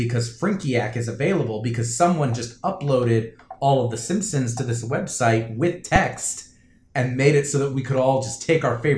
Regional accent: Florida, United States; moved away as an adult; also born or lived in New Jersey; I moved from Florida, from the house that I lived in since I was 5 years old.

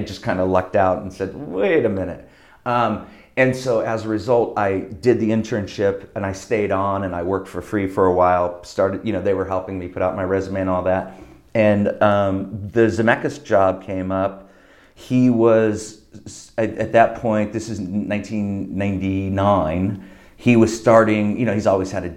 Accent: Diamond Bar, California, United States; I grew up in Diamond Bar, which is like on the fringe of LA County, right next to Orange County

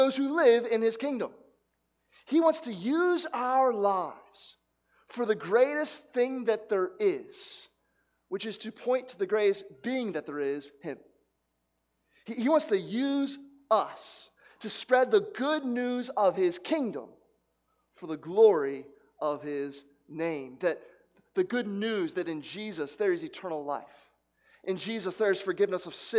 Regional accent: New Jersey, United States; I grew up in New Jersey where a gas attendant would fills up the tank for you.

